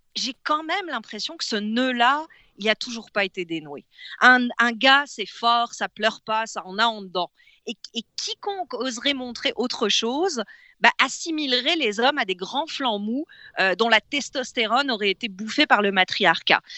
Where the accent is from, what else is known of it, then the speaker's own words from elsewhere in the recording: France; now in Quebec, Canada; j'ai pas grandi ici. Hein, j'ai grandi en France